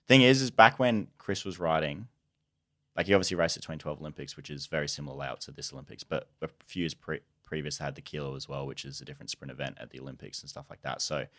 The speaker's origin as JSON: {"language": "English", "country": "Australia", "said": "So like I'm Australian."}